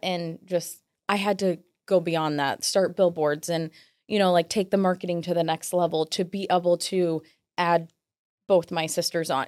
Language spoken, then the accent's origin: English; Williamsburg, United States; where I'm from, like mm-hmm. my hometown